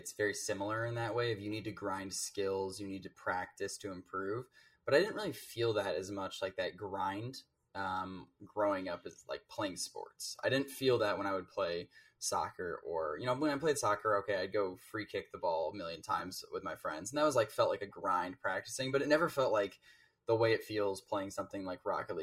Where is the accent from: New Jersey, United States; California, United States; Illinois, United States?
Illinois, United States; north of Chicago; moved away as an adult; now in Minnesota, United States; North of Chicago